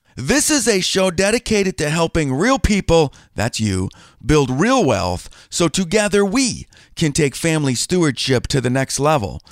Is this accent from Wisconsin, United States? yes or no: yes; Green Bay, Wisconsin, United States; I grew up in Green Bay, Wisconsin